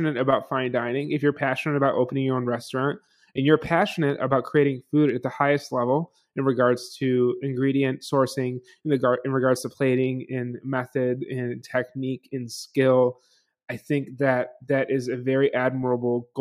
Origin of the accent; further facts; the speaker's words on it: Buffalo, New York, United States; moved away; Growing up in Buffalo